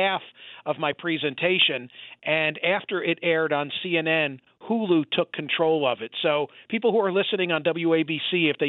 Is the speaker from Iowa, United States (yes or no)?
no; Bucks County, Pennsylvania, United States; in the community in which I was born and raised in Bucks County, Pennsylvania